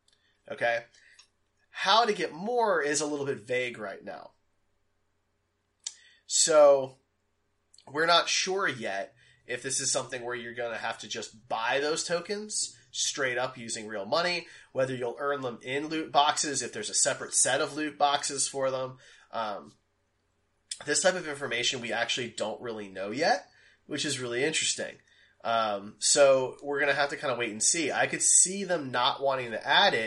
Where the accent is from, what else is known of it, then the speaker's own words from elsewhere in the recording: Philadelphia, Pennsylvania, United States; I was born in Philly